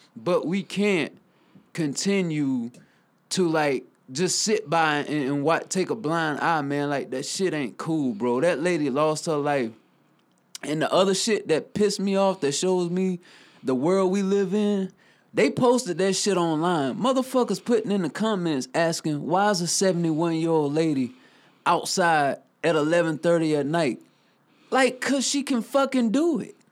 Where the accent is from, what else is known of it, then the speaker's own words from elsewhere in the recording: Newberry, South Carolina, United States; from Newberry, South Carolina, my hometown.